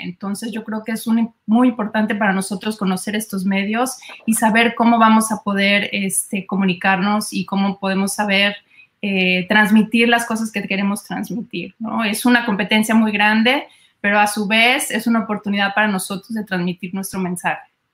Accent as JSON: {"language": "Spanish", "country": "Mexico", "moved": "yes", "lives_now": "United States", "said": "soy mexicana"}